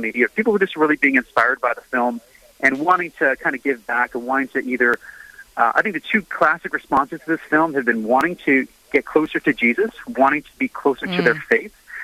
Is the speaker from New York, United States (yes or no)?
yes; New York, United States; I grew up in New York, and my childhood here was Cardinal John O'Connor